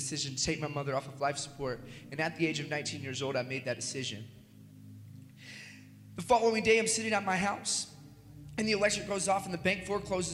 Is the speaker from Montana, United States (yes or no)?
no; Lexington, Kentucky, United States; I was born in Lexington, Kentucky.